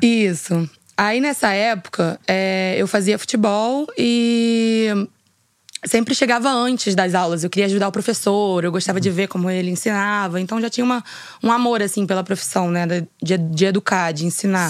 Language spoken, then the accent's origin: Portuguese; Rio de Janeiro, Brazil; eu sou nascida aqui no Rio de Janeiro, né, na Zona uhum. Sul